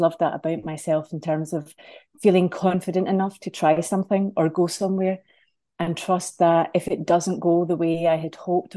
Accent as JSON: {"language": "English", "region": "Scotland", "country": "United Kingdom", "moved": "as an adult", "lives_now": "Ireland", "said": "So I live here in Ireland, but I'm from Scotland."}